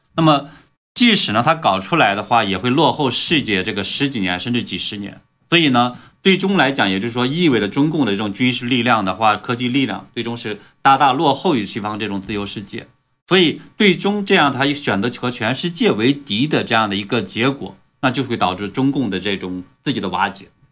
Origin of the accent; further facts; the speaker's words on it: China; moved away; 我是出生于，嗯，大陆了，对吧？中国这边